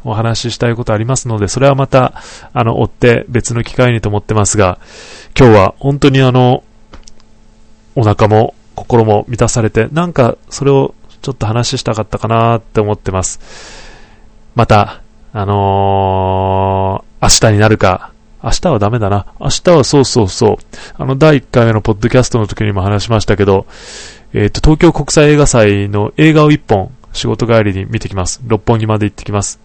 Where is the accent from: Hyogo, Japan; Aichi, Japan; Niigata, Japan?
Niigata, Japan; now in Tokorozawa, Japan; 地元の、あの、ふるさとの新潟